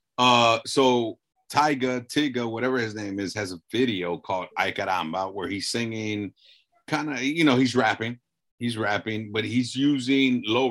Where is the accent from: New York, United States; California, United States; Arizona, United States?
California, United States; Los Angeles; I grew up in South LA, lived in, you know, near East LA now.